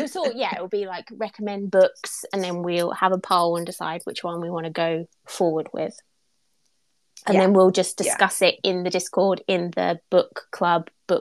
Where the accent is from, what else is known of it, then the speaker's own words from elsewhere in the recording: England, United Kingdom; Well, I am English.